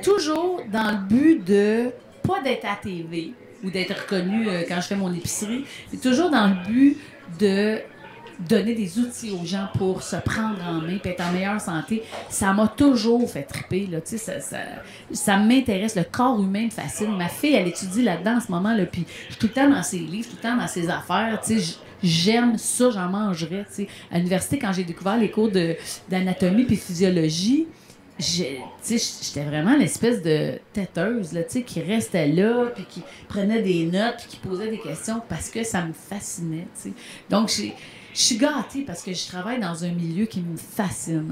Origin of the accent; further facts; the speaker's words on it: Montérégie, near Longueuil, Quebec, Canada; je suis née à Villelemoine, en Montérégie, juste à côté de Longueuil.